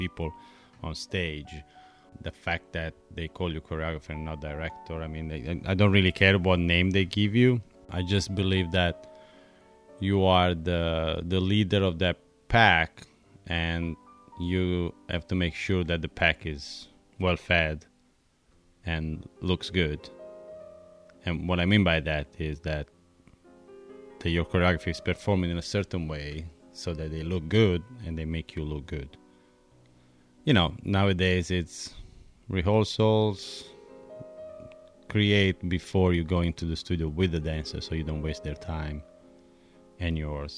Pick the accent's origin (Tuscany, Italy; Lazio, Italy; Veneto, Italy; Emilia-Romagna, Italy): Emilia-Romagna, Italy; Bologna; first language Italian; English is a second language; moved away; I'm Italian. I'm from Bologna. Born and raised.